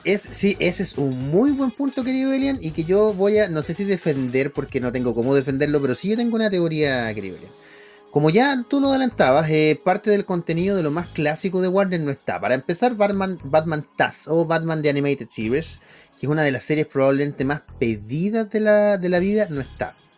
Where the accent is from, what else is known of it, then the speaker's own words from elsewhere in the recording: Santiago, Santiago Metropolitan Region, Chile; mi amado, donde yo nací, barrio San Diego